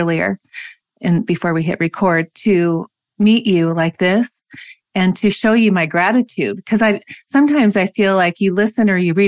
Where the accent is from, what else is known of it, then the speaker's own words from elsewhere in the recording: Washington, United States; I grew up in Washington